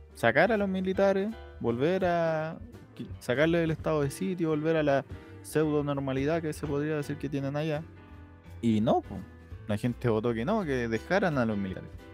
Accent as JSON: {"language": "Spanish", "country": "Chile", "said": "nosotros no somos Argentina"}